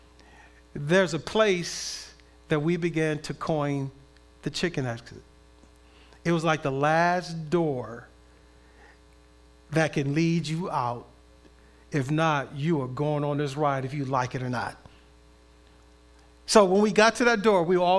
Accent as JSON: {"language": "English", "town": "Compton", "region": "California", "country": "United States", "tie": "born or raised there", "said": "as a kid, I grew up in Southern California, in Compton"}